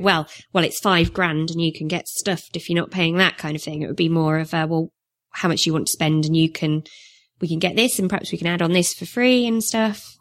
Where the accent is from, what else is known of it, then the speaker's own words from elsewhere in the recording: Northumberland, North East England, United Kingdom; accent: northern; moved away; I was born in North Umberland, so I'm, I'm really northern, as you can tell.